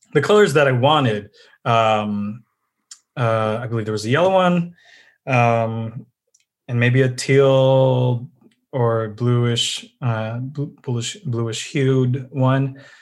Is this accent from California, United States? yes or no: yes; San Diego, California, United States; also born or lived in Midwest; I grew up in San Diego